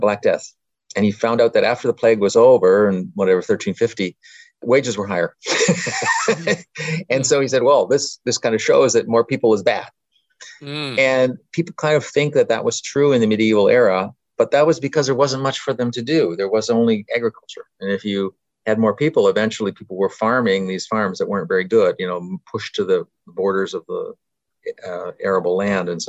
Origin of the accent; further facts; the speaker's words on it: Canada; moved away; I grew up in Canada